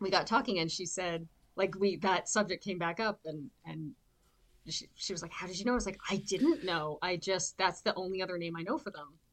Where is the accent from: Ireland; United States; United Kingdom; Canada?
Canada; outside Toronto, southern Ontario; now in Vancouver, Canada; I currently live in Vancouver, BC, but I grew up in Ontario, in southern Ontario, outside Toronto